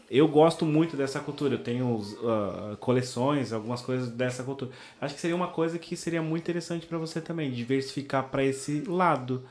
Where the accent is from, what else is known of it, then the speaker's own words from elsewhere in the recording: Brazil; accent: Brazilian; moved away as an adult; now in Portugal; eu falava com, com a minha mãe no Brasil quando eu mudei para cá